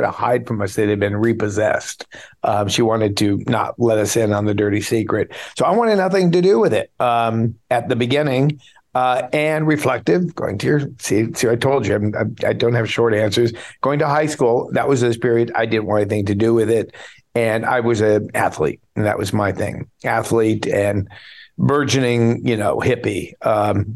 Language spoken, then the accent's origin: English; Beverly Hills, California, United States; I grew up in Beverly Hills